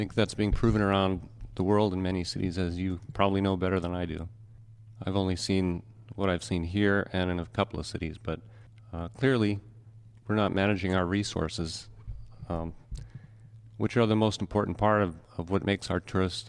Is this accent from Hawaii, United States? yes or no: yes; Oahu, Hawaii, United States; now in Maui, United States; I've been here off and on. I grew up on Oahu